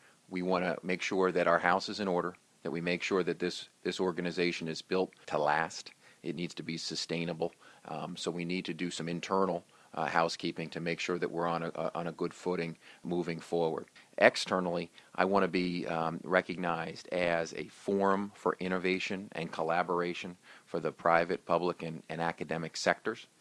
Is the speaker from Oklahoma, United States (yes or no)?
no; New Jersey, United States; I was a mayor of my hometown. I was a council president of my hometown